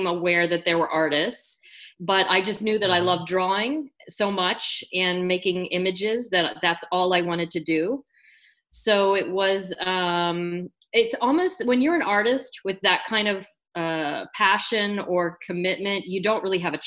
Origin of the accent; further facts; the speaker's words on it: Philadelphia, Pennsylvania, United States; also born or lived in Chambersburg, Pennsylvania; I had my upbringing in the Philadelphia area.